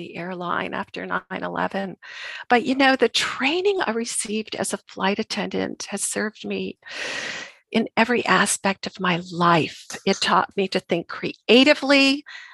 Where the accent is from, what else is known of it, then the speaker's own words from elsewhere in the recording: Vermont, United States; also born or lived in Boston; I grew up in Vermont